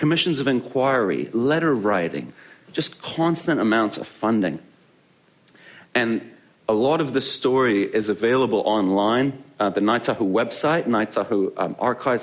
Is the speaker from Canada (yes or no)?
yes; Canada; moved away as an adult; also born or lived in Hungary; now in Christchurch, New Zealand; I am originally born in Hungary, but I grew up in Canada. That's where I get this funny accent